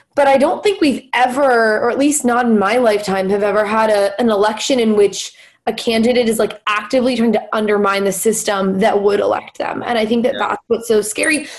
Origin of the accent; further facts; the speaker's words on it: Los Angeles, California, United States; moved away as an adult; now in Philadelphia, United States; I'm from Los Angeles, and LA in itself is a is a pretty progressive place comparatively, you know, compared to the rest of the country. And I feel like I was in my own little like liberal bubble um, in in high school and kind of growing up.